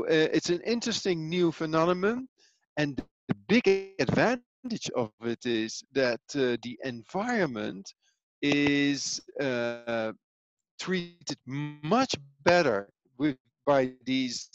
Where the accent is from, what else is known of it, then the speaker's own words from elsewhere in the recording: Netherlands; also born or lived in Italy; now in Switzerland; I am from Holland, born and raised in Holland. But currently I live in Switzerland and I work in Italy.